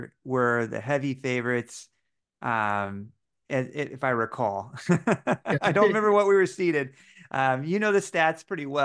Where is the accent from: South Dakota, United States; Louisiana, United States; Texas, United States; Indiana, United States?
Indiana, United States; Bloomington; Yes, yeah, I'm from Bloomington.